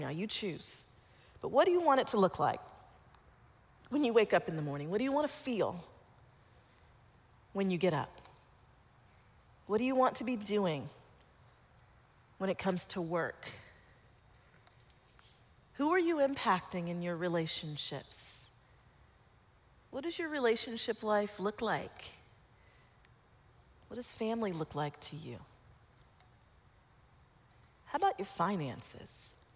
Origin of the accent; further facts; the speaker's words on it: Colorado, United States; I grew up mostly in Colorado. We went up to Vail, and I had not skied very much. Even though I grew up in Colorado, I didn't ski.